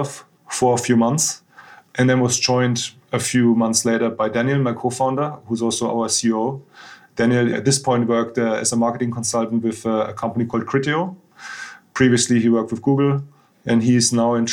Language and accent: English; a small village near Munich, Bavaria, Germany; English is a second language; moved away as an adult; also born or lived in Frankfurt; now in London, United Kingdom; I'm originally from the south of Germany, actually, which a lot of people probably associate with beer and schnitzel, which we do like actually a lot in Bavaria. But yeah, I actually grew up in a very small village, not too far from Munich